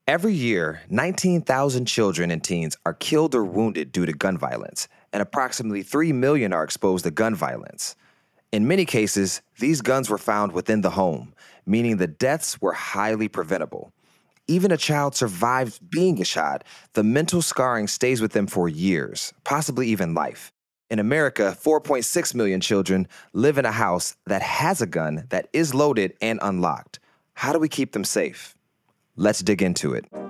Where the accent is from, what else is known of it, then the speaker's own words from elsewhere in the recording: Detroit, Michigan, United States; I'm from Detroit, actually, uh, from the east side of Detroit